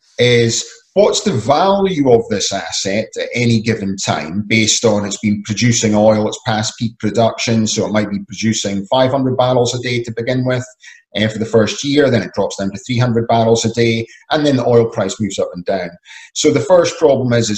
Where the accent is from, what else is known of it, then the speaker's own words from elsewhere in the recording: Scotland, United Kingdom; I'm originally from Scotland